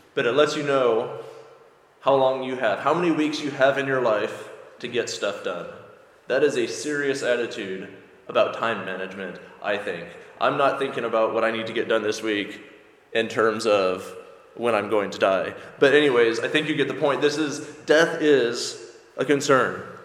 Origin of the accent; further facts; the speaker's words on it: United States; moved away as an adult; now in Ireland; if you can't tell from my accent, I'm from America